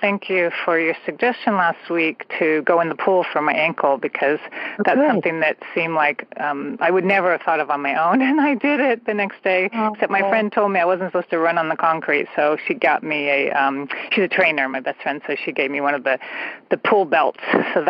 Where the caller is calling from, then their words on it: San Francisco Bay Area, California, United States; I'm calling from the San Francisco Bay Area